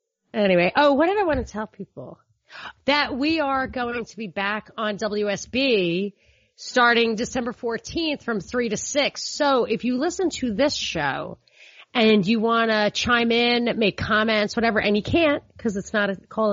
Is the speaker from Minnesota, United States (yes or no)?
no; New York, United States; I'm from New York, and I have a lot of cop relatives